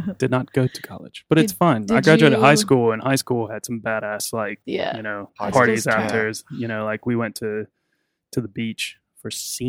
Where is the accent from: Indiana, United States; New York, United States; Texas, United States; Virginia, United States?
Virginia, United States; born or raised there; moved away